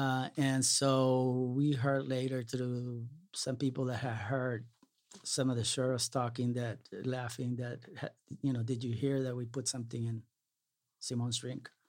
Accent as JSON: {"language": "English", "town": "Brownsville", "region": "Texas", "country": "United States", "tie": "born or raised there", "also_born_or_lived": "Salinas, California", "moved": "yes", "said": "growing up in Brownsville"}